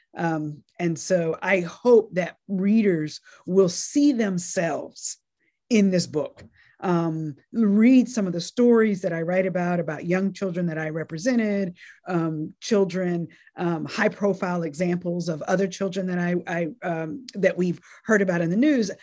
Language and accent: English; North Carolina, United States; also born or lived in Nashville, Tennessee; I was born in Nashville, Tennessee, and then lived in what I call my formative years in North Carolina and in a relatively small town in North Carolina